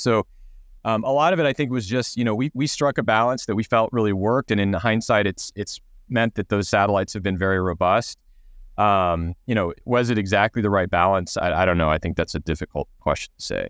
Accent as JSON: {"language": "English", "region": "Texas", "country": "United States", "tie": "born or raised there", "said": "I grew up in Texas, so we grew up on a large property"}